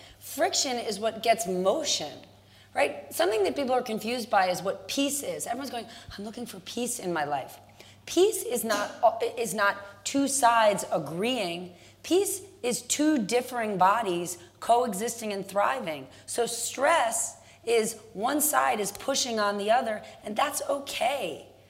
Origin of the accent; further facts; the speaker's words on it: New Jersey, United States; I grew up in New Jersey and went to public school.